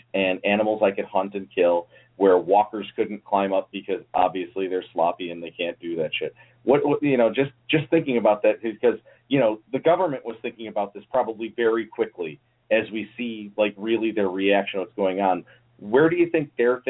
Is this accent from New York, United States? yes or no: yes; Buffalo, New York, United States; I'm from Buffalo and he's down in D.C., we're both from Buffalo